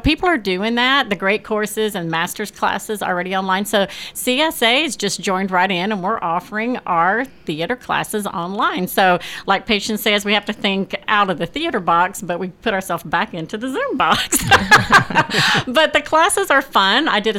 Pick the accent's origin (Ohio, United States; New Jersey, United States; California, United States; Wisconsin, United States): California, United States; now in Murfreesboro, United States; I came from California, and I was part of a pretty big theater group there.